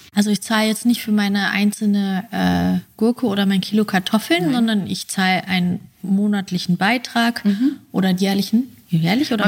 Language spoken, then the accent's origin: German; West Germany, Germany; moved away; ich komme eigentlich aus Westdeutschland